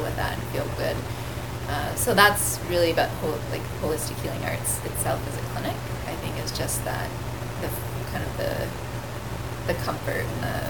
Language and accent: English; Brantford, Ontario, Canada; I grew up here. I grew up in Brantford. I've since moved out of Brantford